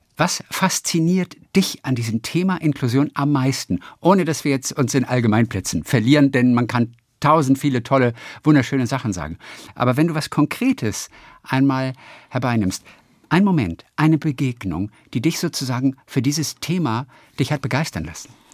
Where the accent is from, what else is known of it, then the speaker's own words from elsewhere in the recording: Lübeck, Schleswig-Holstein, Germany; Lübeck, das ist meine Heimatstadt